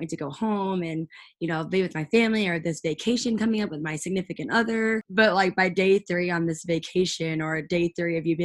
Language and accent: English; Fenton, Missouri, United States; moved away as an adult; now in Nashville, United States; I was born in Fenton, Missouri, and that is right outside of St. Louis